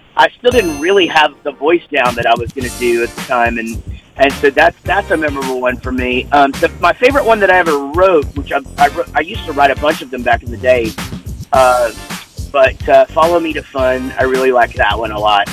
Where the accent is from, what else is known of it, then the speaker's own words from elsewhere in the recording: Wichita Falls, Texas, United States; I'm from Wichita Falls, Texas